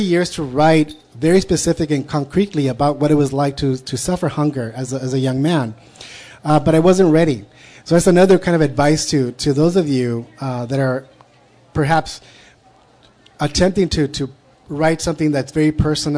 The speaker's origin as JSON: {"language": "English", "country": "United States", "said": "I'm a Chicano writer, I'm an American writer."}